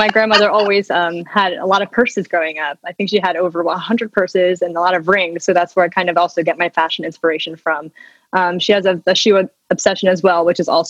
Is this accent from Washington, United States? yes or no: yes; Washington, United States; So I grew up in Washington State, close to Seattle, and I've lived here essentially my whole entire life and consider myself a native Washingtonian.